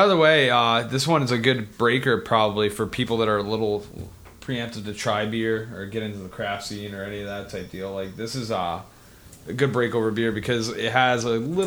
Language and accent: English; New York, United States; also born or lived in Hyde Park; as a New Yorker